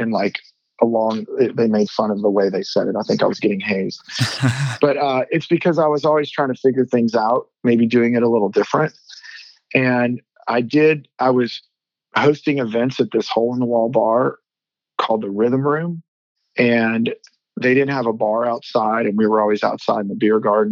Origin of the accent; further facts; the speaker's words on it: New Orleans, Louisiana, United States; moved away as an adult; now in Dallas, United States; I am from New Orleans, Louisiana. Very proud of that. Always thought I would probably head back there, but ended up at SMU